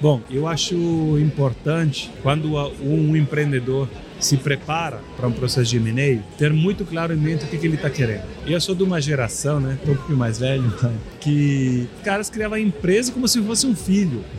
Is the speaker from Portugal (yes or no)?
no; Italy; Portuguese is a second language; moved away as an adult; now in Brazil